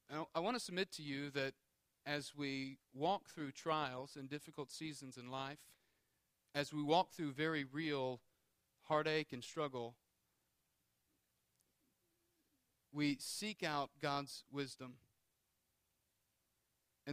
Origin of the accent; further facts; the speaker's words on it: Houma, Louisiana, United States; I grew up in Houma, and we had a small boat.